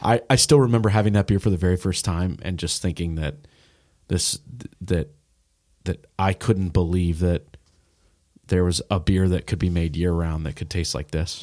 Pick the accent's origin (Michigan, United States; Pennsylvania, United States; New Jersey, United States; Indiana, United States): Indiana, United States; Indianapolis; now in Cincinnati, United States; I grew up in Indy